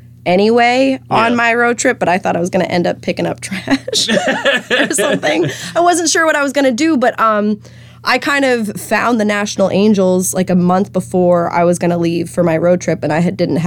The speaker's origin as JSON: {"language": "English", "town": "Lakeville", "region": "Massachusetts", "country": "United States", "tie": "born or raised there", "also_born_or_lived": "Nashville, Tennessee", "moved": "as an adult", "said": "I'm originally from Lakeville"}